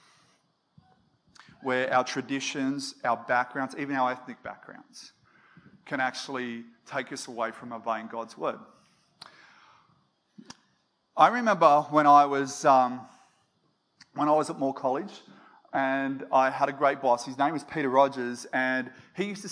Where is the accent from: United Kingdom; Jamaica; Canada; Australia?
Australia; I'm half Danish, I'm half Aussie